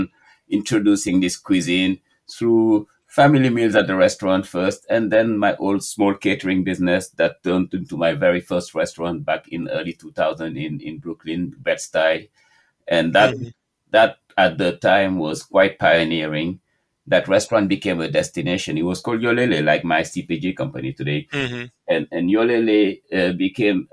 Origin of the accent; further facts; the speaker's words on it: Senegal; now in New York City, United States; growing up in Senegal